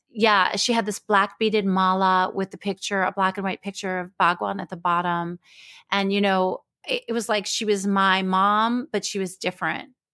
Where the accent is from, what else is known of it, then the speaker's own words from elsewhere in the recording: Israel; I was born in Israel